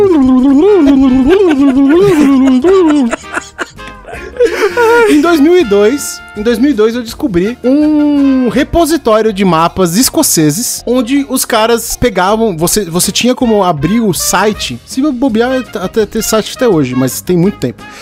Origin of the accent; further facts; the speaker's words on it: São Paulo, Brazil; eu morei a vida toda no Tucuruvi